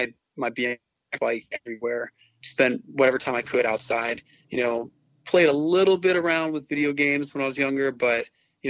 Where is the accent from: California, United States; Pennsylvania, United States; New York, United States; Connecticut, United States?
Connecticut, United States; Glastonbury; moved away as an adult; also born or lived in Boston; I went to high school and grew up in Glastonbury, Connecticut